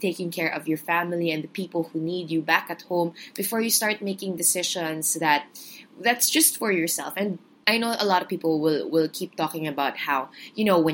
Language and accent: English; Philippines; I'm a Filipino